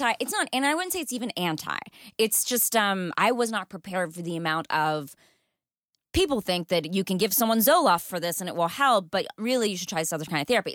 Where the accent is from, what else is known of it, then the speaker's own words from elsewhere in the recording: Texas, United States; now in Los Angeles, United States; I grew up in Texas, th-, where there's snakes in the pools